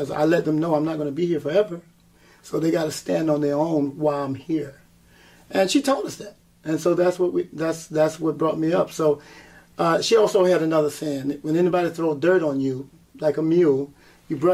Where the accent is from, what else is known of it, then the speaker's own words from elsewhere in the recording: South Carolina, United States; also born or lived in Westbury, Long Island, New York; I was born in Westbury, Long Island, but I was raised in the South and South Carolina